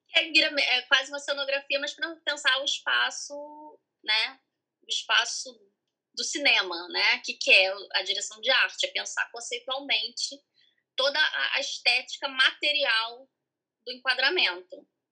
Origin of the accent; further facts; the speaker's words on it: Piraí, Rio de Janeiro, Brazil; Sou de Piraí. Piraí, interior do estado.